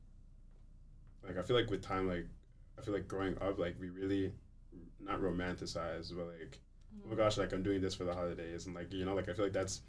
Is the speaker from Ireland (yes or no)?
no; Toronto, Ontario, Canada; I was born in Toronto. I was born here